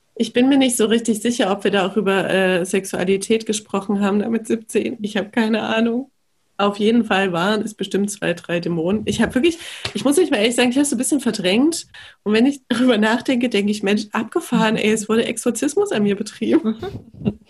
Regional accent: Leipzig, Saxony, Germany; ich komme aus Leipzig

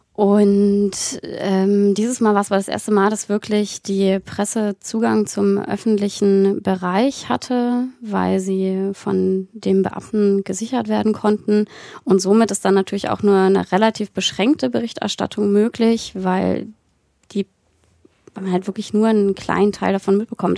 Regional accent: Berlin, Germany; moved away as an adult; now in Saxony, Germany; ich komme ja nicht aus Sachsen gebürtig und bin in so einer schönen äh, linkgrünen Filterblase in Berlin groß geworden

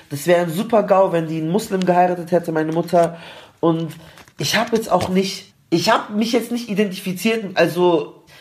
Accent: Palestine; oh, okay, ich ich bin Palästinenser

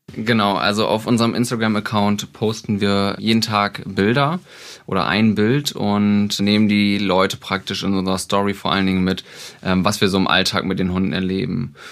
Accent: Oldenburg, Lower Saxony, Germany; wir kommen aus Oldenburg

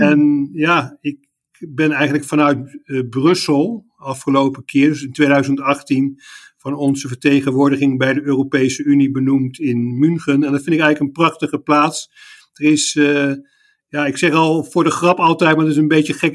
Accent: The Hague, South Holland, Netherlands; moved away as an adult; also born or lived in Leiden / Utrecht / Indonesia; now in Munich, Germany; Ik kom oorspronkelijk uit Den Haag

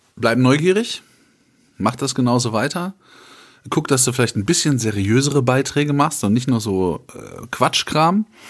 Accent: Germany; wir so als Deutsche

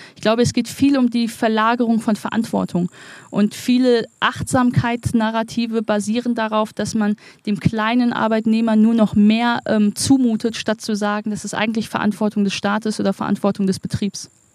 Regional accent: Wuppertal, North Rhine-Westphalia, Germany; in meiner Heimatstadt Wuppertal

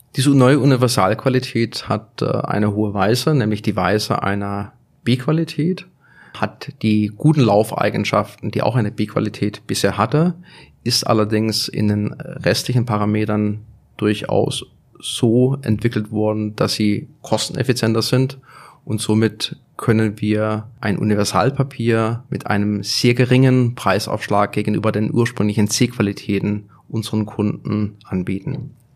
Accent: Germany; Ich komme aus Deutschland

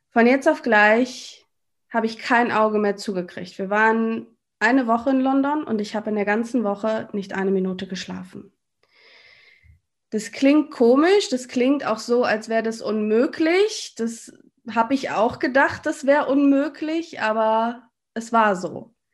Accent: North Rhine-Westphalia, Germany; das hast du schon gesagt. Ich bin 34 Jahre alt und ich komme aus NRW. Ich wohne in der Nähe von Düsseldorf, in einem kleinen Städtchen namens Willig.

